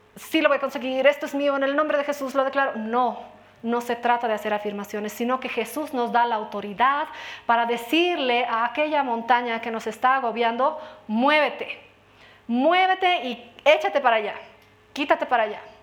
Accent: Bolivia

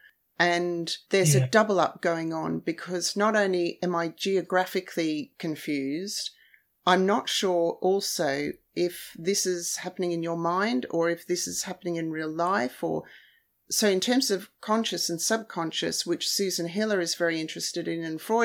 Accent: Australia; Coming from Australia

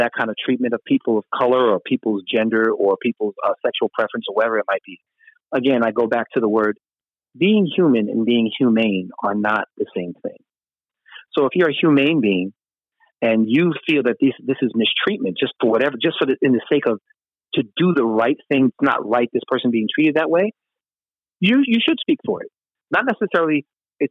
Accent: New York City, New York, United States; moved away as an adult; also born or lived in Brooklyn / Harlem; now in California, United States; I grew up in Queens.

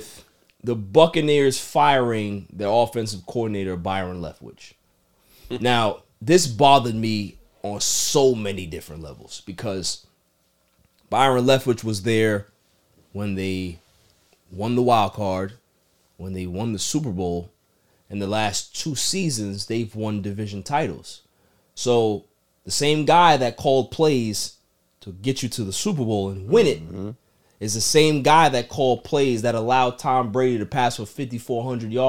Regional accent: Jamaica; as a Jamaican, I'm offended

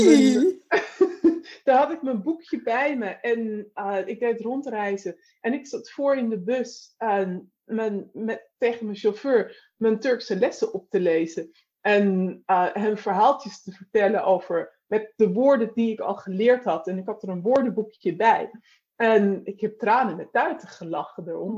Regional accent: North Holland, Netherlands; ik kom uit, het, uit, zeg maar uit Noord-Holland

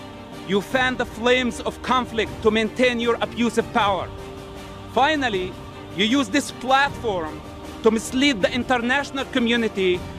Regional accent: Ramallah, West Bank, Palestine; I grew up in Ramallah as a member of Hamas.

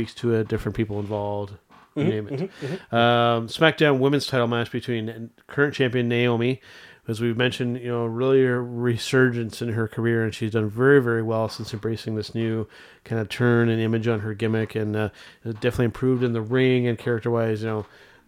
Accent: Canada; as a Canadian wrestling fan

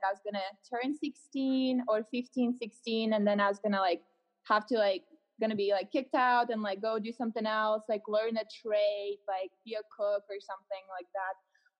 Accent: Louisiana, United States; now in Colorado, United States; So I live in Colorado now. In Colorado. I'm like originally from Louisiana

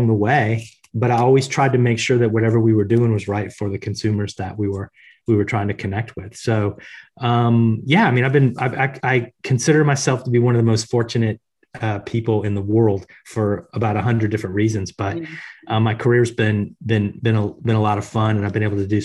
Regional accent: Tampa, Florida, United States; I grew up in Tampa, Florida in the US

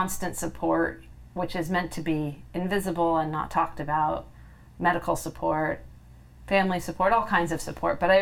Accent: California, United States; I'm from California, and my home state is always on fire

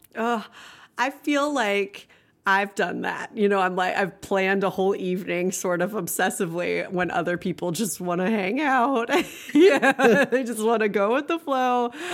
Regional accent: Pittsburg, Kansas, United States; moved away as an adult; now in Lawrence, United States; I moved from Pittsburgh to Lawrence

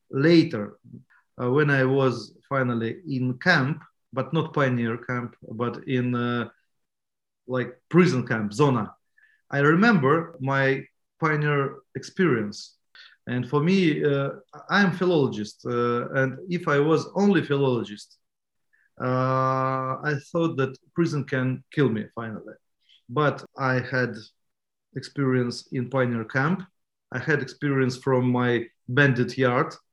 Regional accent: Tallinn, Harju County, Estonia; English is a second language; also born or lived in Keila; I was born in Keila, and first it is near Tallinn. Uh, and first uh, ten months of my life, I lived there. But then I, uh, family back to Tallinn, and I live in Kozipirita district.

